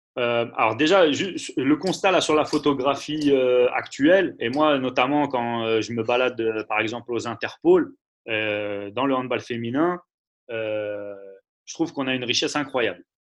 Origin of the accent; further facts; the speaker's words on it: Paris, Île-de-France, France; Moi, je suis parisien